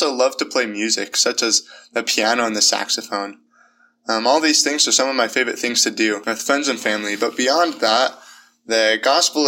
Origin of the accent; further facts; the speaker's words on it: Murray, Utah, United States; moved away; I'm from Murray, Utah